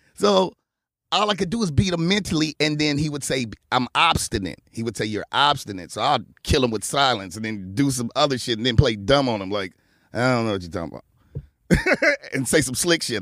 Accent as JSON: {"language": "English", "town": "Los Angeles", "region": "California", "country": "United States", "tie": "born or raised there", "said": "I grew up in the Crip neighborhood."}